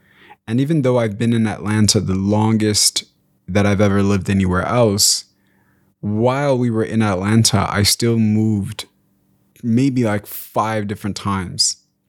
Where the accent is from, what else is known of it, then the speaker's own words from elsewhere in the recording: DR Congo; born there; So I was born in Congo, and even while we were in Congo, my mom has told me that we moved around a little bit due to the Rwandan genocide that was taking place the year I was born.